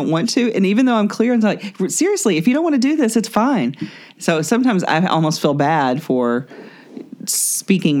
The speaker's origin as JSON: {"language": "English", "region": "the South", "country": "United States", "tie": "born or raised there", "said": "my culture that I grew up in the South is, you know, the bless your heart about every negative thing that you want to say"}